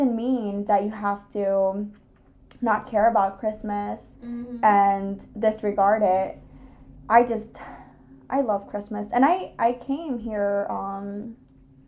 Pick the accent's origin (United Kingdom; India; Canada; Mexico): Mexico; now in United States; we're both Mexican and we're actually from the same pueblito, same like little like town